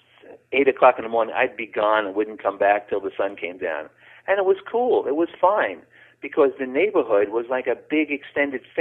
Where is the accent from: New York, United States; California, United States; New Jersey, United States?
New York, United States; New York City; I grew up in the North Bronx, about 5 blocks north of Yankee Stadium in New York City